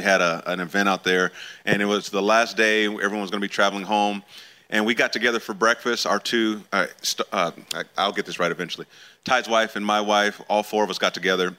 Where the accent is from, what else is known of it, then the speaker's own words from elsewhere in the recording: California, United States; I'm from California originally.